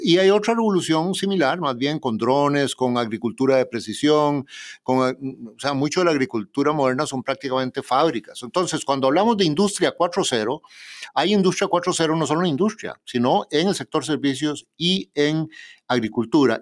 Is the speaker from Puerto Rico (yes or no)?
no; Costa Rica; Costa Rica, mi propio país